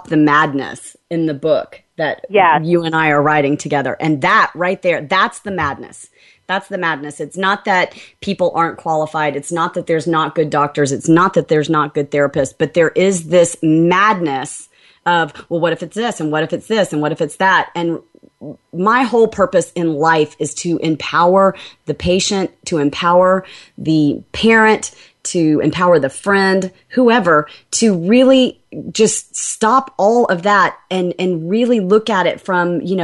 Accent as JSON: {"language": "English", "region": "Alabama", "country": "United States", "said": "I'm from Alabama, so you're going to hear some country sayings from time to time"}